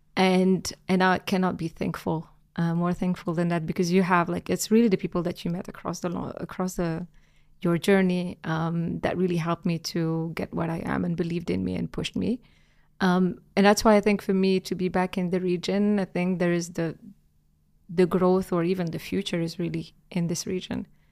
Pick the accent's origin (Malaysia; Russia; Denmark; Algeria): Algeria; moved away as an adult; I'm Algerian born and raised. Um, I grew up in Algeria